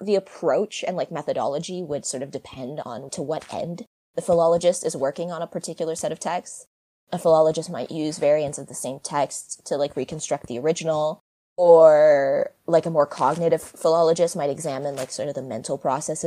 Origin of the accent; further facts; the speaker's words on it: Montreal, Quebec, Canada; moved away as an adult; now in Dublin, Ireland; I was born and raised in Montreal. So I'm from Canada, but right now I'm living in Dublin.